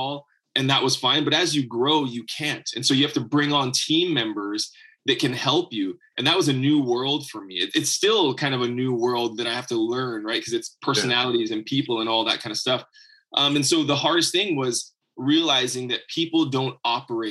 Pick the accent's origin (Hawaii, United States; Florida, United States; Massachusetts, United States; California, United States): Hawaii, United States; So I grew up in Hawaii.